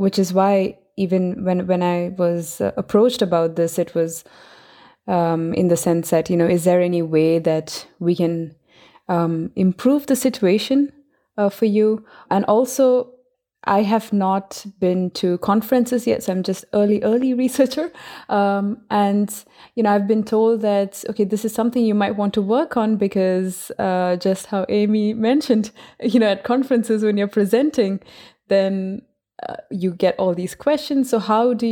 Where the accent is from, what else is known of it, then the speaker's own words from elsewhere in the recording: India; I'm from India. The culture that I grew up in is one where there's very strict hierarchy.